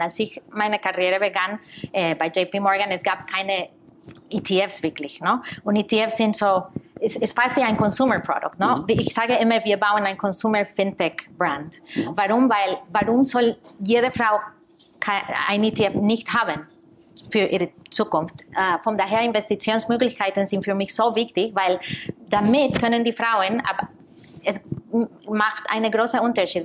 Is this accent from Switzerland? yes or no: no; Costa Rica; German is a second language; moved away as an adult; also born or lived in New York; now in Germany; Ich komme aus Costa Rica